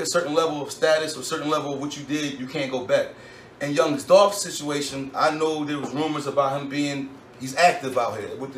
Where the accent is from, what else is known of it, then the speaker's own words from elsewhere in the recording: Philadelphia, Pennsylvania, United States; I'm from West, and I'm from Feltonville.